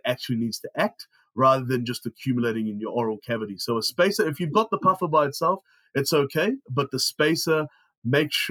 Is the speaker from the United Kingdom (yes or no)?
no; New Zealand; I grew up in New Zealand